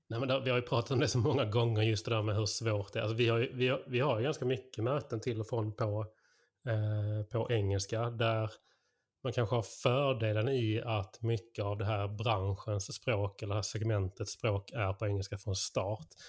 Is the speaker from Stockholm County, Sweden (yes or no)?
no; Skåne, Sweden; som skåning